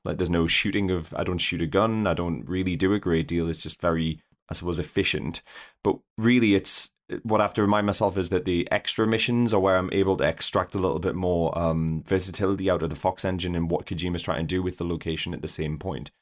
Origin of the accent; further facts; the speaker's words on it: United Kingdom; now in Northumberland, United Kingdom; I'm a, a, a British person who lives in the the armpit of, uh, rural Northumberland